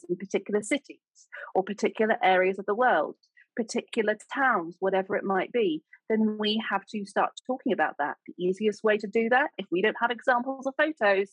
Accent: United Kingdom; accent: sounds like Julie Andrews

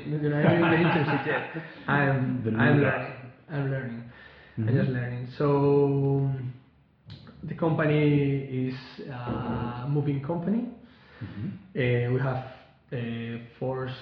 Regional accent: Spain; English is a second language; I'm 27 years old, and I'm from Spain.

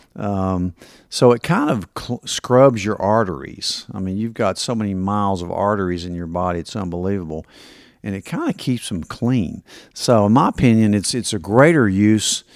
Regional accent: Kingsport, Tennessee, United States; I grew up in Kingsport and half the neighborhood dads worked at Eastman

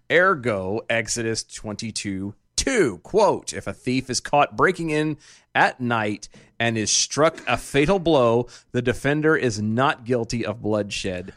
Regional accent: Odessa, Texas, United States; I was born in Odessa

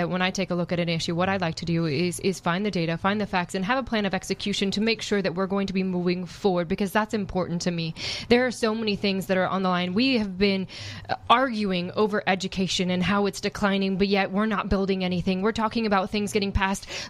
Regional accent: Oregon, United States; I grew up in Oregon

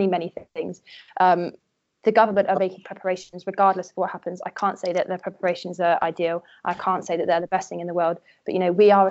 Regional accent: England, United Kingdom; If someone asked me when I was younger, oh, where are you from? I would say Britain, England, the UK

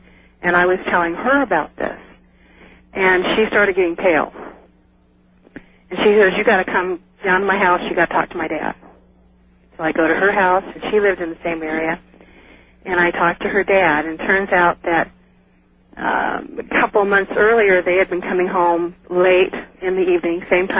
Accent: Salinas, California, United States; Well, I moved from Salinas about 5 years ago.

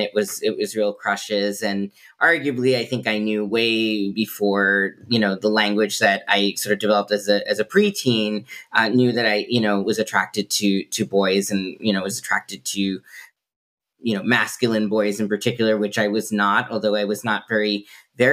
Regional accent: Massachusetts, United States; also born or lived in Intibucá, Honduras; very fortunate to come from the state of Massachusetts, have supportive parents and community

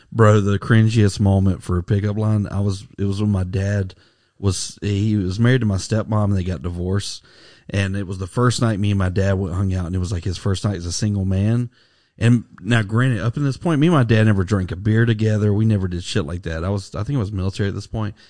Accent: Alabama, United States; when I was growing up in Alabama

